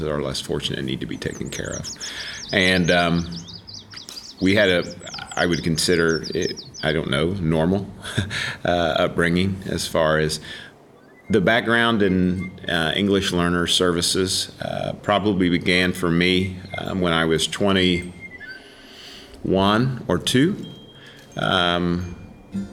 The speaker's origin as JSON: {"language": "English", "town": "Wheelersburg", "region": "Ohio", "country": "United States", "tie": "born or raised there", "said": "I grew up in Wheelersburg, Ohio, and still live in Wheelersburg"}